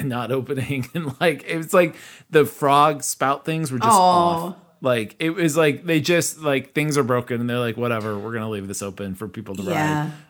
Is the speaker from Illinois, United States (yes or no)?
no; Kansas City, Missouri, United States; growing up in Kansas City